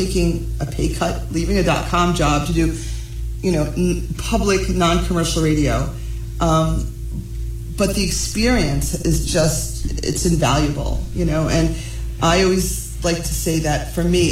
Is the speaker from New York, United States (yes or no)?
no; New Jersey, United States; I'm born and raised in New Jersey